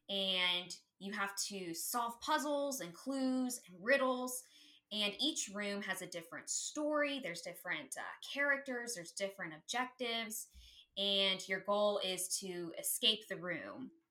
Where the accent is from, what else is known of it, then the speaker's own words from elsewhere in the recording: Akron, Ohio, United States; I am from Northern Ohio. I know you had mentioned that you were from Cleveland. So I grew up more uh, closer to the Akron area.